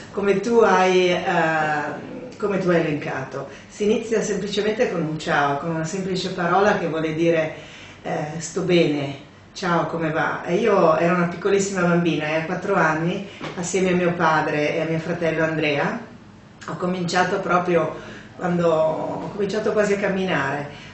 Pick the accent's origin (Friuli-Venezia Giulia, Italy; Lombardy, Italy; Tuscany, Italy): Friuli-Venezia Giulia, Italy; Paluzza; sentieri uh, di casa mia, di Paluzza, del mio paese